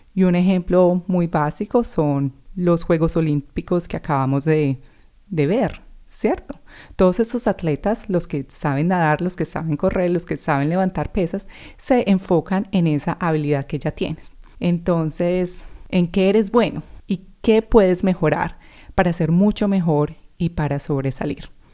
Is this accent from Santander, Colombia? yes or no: no; Medellín, Antioquia, Colombia; first language Spanish; moved away as an adult; also born or lived in New Zealand; now in Australia; haya estado conmigo en EAFIT o en el colegio, en clase conmigo